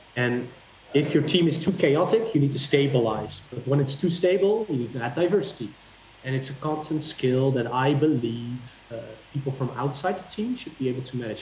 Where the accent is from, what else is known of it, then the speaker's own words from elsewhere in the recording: Netherlands; I'm from the Netherlands